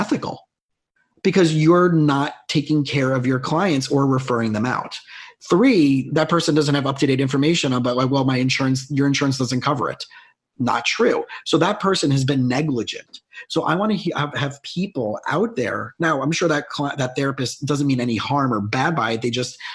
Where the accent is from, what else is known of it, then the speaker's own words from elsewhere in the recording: South Florida, United States; moved away as an adult; also born or lived in Long Island; I grew up in South Florida